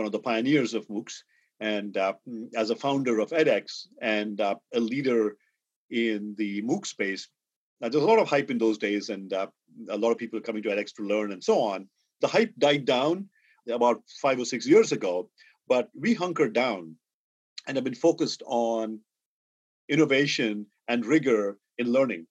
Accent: India; moved away; I grew up in India. I went to IIT Madras as an undergraduate.

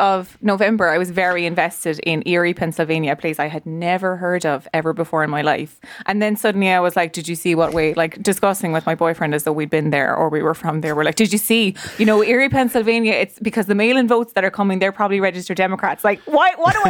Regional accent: Leinster, Ireland; I am from Leash Offaly.

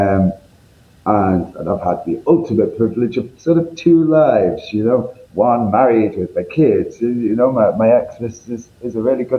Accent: Northern England, United Kingdom; accent: northern; you can tell by my accent, I'm from up north

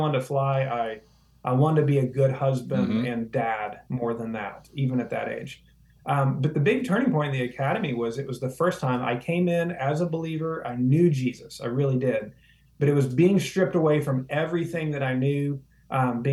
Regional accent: West Virginia, United States; now in South Florida, United States; from West Virginia

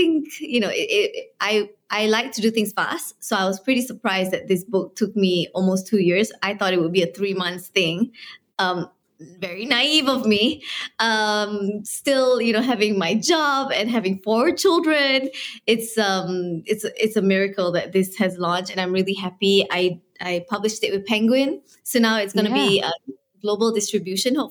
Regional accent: Kuala Lumpur, Malaysia; so I was born and raised in Kuala Lumpur. It's the capital of Malaysia

